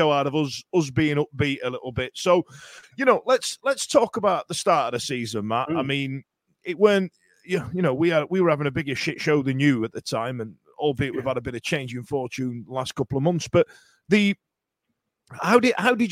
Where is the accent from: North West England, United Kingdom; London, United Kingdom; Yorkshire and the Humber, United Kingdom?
Yorkshire and the Humber, United Kingdom; we're from Yorkshire